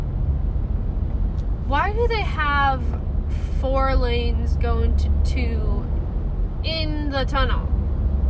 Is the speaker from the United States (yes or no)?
yes; United States; accent: American; my American accent